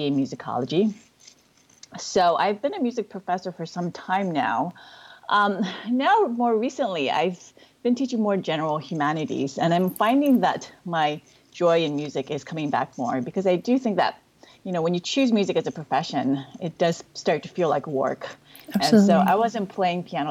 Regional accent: Hawaii, United States; also born or lived in Korea / Japan; we moved to Hawaii when I was eight

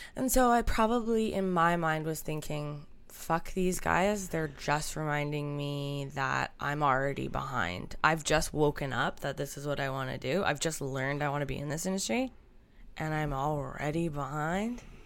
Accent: Canada; As a Canadian youngster

